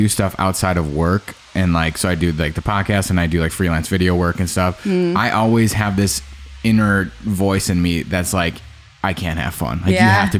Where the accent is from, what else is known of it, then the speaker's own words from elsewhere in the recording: Franklin, United States; I'm from Franklin.